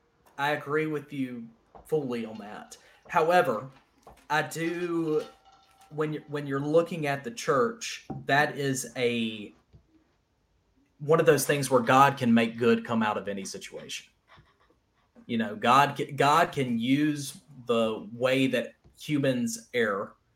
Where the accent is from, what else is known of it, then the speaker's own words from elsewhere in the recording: the South, United States; I love being a Southerner and the living in this culture.